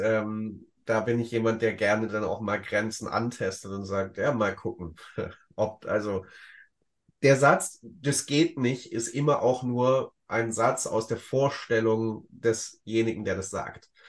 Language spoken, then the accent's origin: German; Ludwigsburg, Baden-Württemberg, Germany; in Ludwigsburg, in meiner Heimat